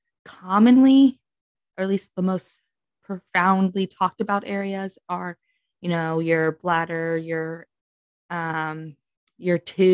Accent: New York, United States; I'm from New York

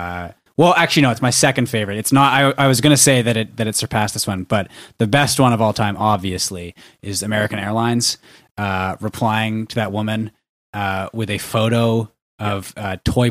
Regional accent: Vancouver, British Columbia, Canada; I'm from Vancouver.

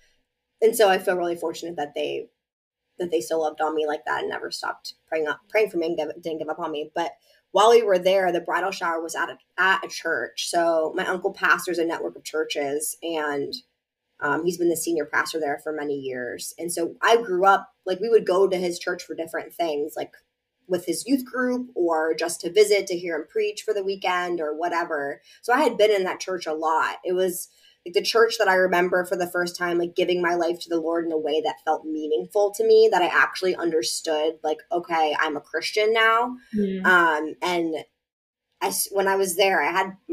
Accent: Pennsylvania, United States; moved away as an adult; also born or lived in Massachusetts; I'm from Pennsylvania.

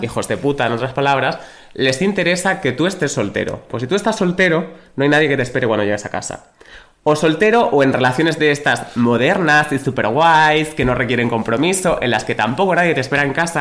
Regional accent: Badajoz, Extremadura, Spain; soy de Badajoz

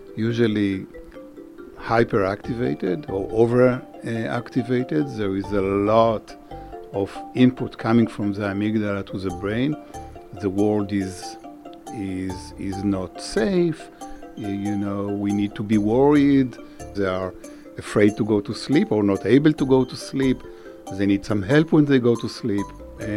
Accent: Israel; moved away as an adult; now in United States; I grew up in Israel

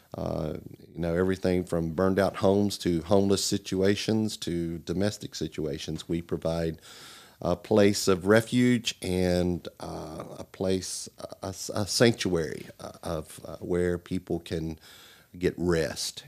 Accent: Melbourne, Florida, United States; moved away; also born or lived in Virginia; born in, uh, Florida, Melbourne.

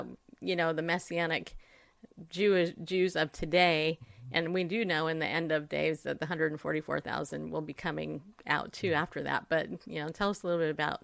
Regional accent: California, United States; I grew up in California

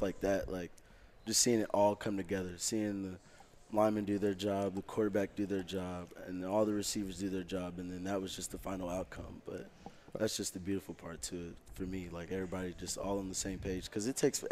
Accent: Oklahoma, United States; moved away; I'm not from around here. I'm from Oklahoma

